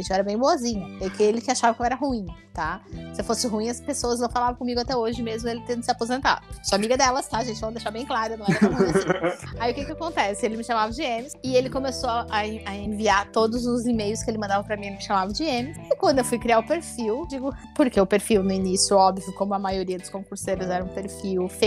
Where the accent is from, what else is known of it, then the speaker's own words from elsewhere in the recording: Tubarão, Santa Catarina, Brazil; moved away as an adult; also born or lived in Florianópolis; final de 2003, eu, eu me mudei em agosto para fazer ESMESC. Eu queria ser juíza. Tá, antes tu, tu tava onde? Eu, eu sou de Tubarão, Santa